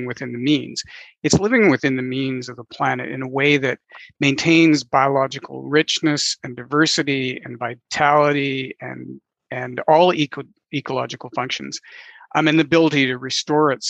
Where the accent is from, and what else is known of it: Southern Saskatchewan, Canada; born or raised there; also born or lived in Shaunavon / Aneroid / Elrose / Wawota